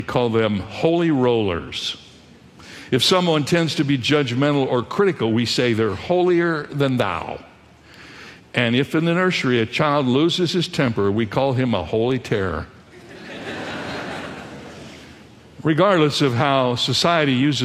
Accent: Toledo, Ohio, United States; I was born in Toledo. Toledo, Ohio

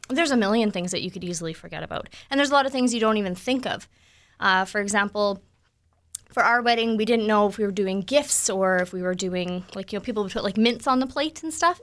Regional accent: Ontario, Canada; now in Manitoba, Canada; I'm from Ontario

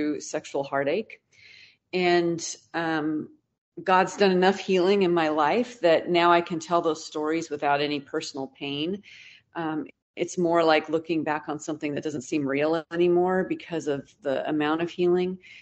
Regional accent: Pacific Northwest, United States; now in Texas, United States; I grew up in the Pacific Northwest

